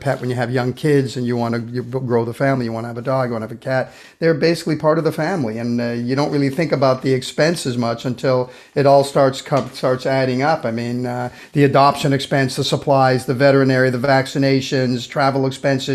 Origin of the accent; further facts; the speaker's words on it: Brazil; moved away; I grew up in Brazil